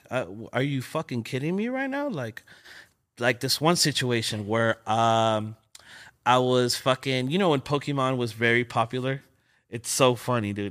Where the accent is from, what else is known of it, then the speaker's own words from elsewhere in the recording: Los Angeles, California, United States; I'm from L A, you know, born and raised. I was born in South Central, King Hospital